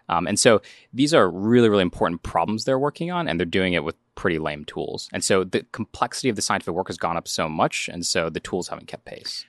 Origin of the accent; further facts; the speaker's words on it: North Carolina, United States; growing up in North Carolina